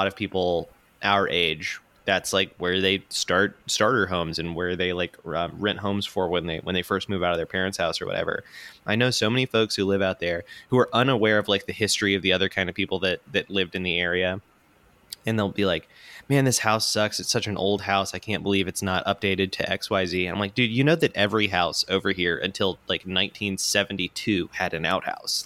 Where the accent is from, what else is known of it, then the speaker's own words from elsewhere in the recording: Pensacola, Florida, United States; accent: country accent; moved away as an adult; now in Atlanta, United States; I grew up in Pensacola, Florida.